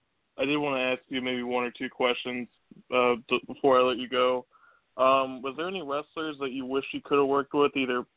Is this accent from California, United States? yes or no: no; Virginia, United States; from Virginia.